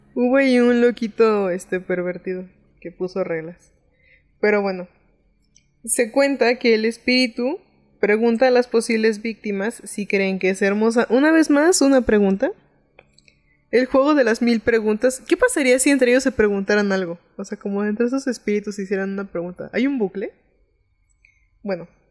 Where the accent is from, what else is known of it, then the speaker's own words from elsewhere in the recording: Mexico; siendo mexicano da un poco de risita